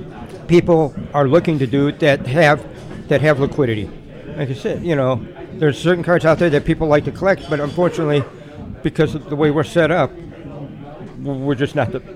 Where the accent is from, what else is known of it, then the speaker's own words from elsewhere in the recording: Chicago, Illinois, United States; because I'm from Chicago